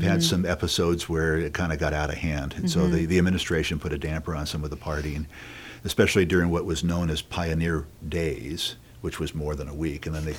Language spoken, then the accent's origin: English; Martinez, California, United States; moved away as an adult; also born or lived in San Jose, California / Colorado / Maryland; now in Medford, United States; I was born and raised in a small town in California called Martinez. It's mm-hmm. in the East Bay. And boy, when I was born and raised there, probably maybe 10,000 people.